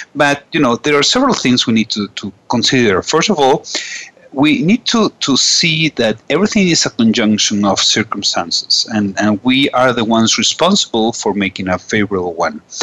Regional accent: Venezuela; also from Venezuela

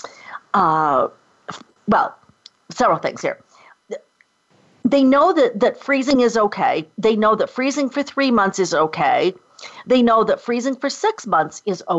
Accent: Rochester, New York, United States; I grew up outside of Rochester, New York.

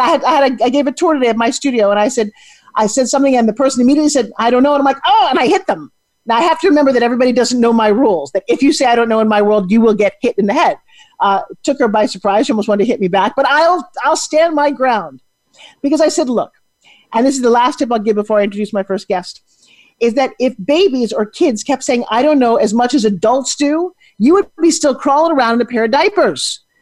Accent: New York City, New York, United States; now in Florida, United States; I grew up in New York City

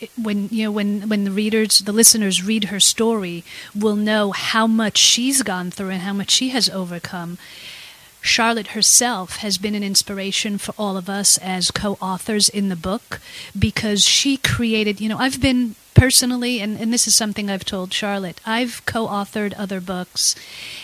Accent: Israel; also born or lived in United States; I experienced two wars growing up in Israel

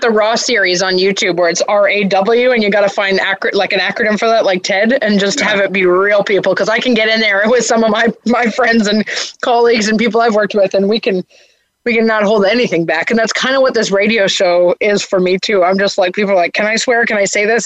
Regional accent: Canada; as a Canadian

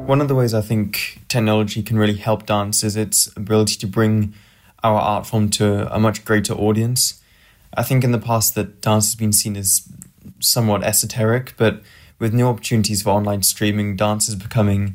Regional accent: Northamptonshire, East Midlands, United Kingdom; I'm from Northamptonshire

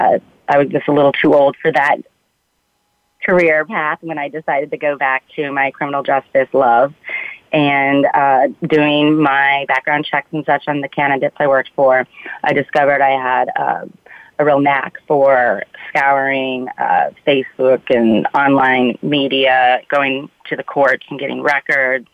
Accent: Omaha, Nebraska, United States; moved away as an adult; also born or lived in Spain / Washington, D.C. / New York City; I moved back to my home state of Omaha, Nebraska.

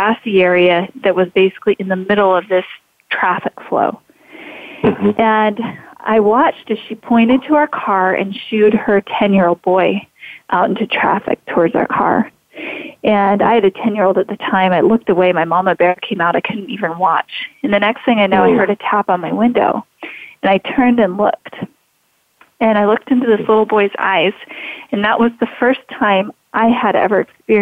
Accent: Idaho, United States; I've pretty much been born and raised in Idaho

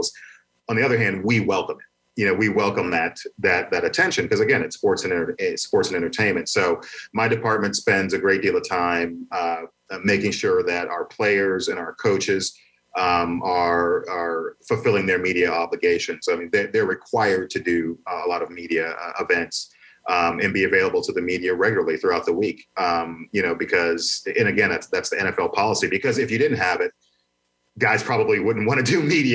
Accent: Indianapolis, Indiana, United States; I grew up here in Indianapolis as well

